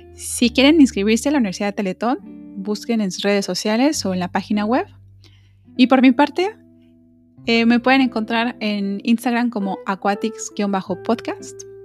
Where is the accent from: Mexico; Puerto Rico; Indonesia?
Mexico; nosotros como mexicanos